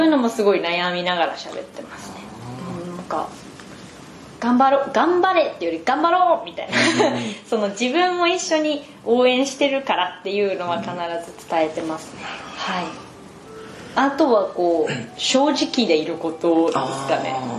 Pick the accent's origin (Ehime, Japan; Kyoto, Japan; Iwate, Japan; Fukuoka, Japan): Ehime, Japan; moved away; 地元に帰ってる間は、はい、5時6時ぐらいで退勤して、はい、そこからお父さんが車で松山まで送ってくれて